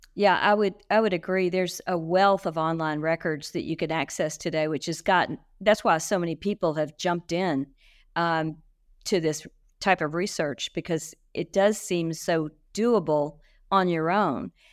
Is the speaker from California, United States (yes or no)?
no; Shreveport and New Orleans, Louisiana, United States; moved away; also born or lived in Texas; I grew up straddling Shreveport in New Orleans